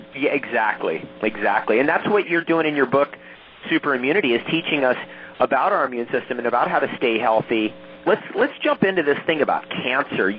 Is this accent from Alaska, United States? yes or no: no; Toms River, New Jersey, United States; also born or lived in California / Ontario, Canada; now in Hawaii, United States; I'm from originally from Tom's River, so um, from one New Jerseyite